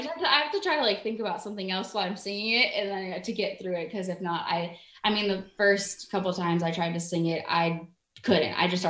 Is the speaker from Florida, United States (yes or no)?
yes; Florida, United States; I'm from Florida.